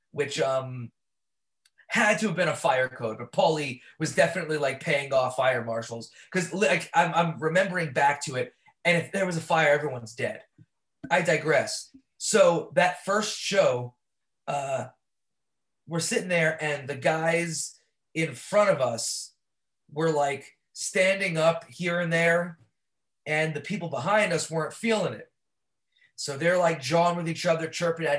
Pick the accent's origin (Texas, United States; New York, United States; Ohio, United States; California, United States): New York, United States; New York City; I grew up born and raised in Brooklyn